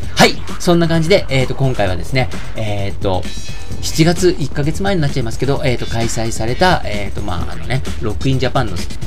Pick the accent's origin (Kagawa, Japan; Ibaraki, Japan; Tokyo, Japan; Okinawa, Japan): Tokyo, Japan; 僕はあのー、一応東京都出身なんですけど、めっちゃ郊外、ローカルなところなんですね。あの、とても東京都とは言えないようなところで、青春時代を過ごしてきた